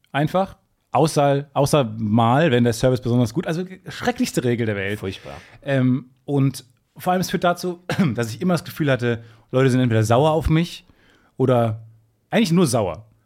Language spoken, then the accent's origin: German; Germany; Ich bin als Deutscher nach Peru gereist